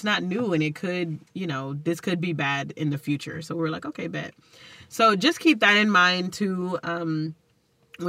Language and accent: English; Texas, United States; accent: Texas; my Texas accent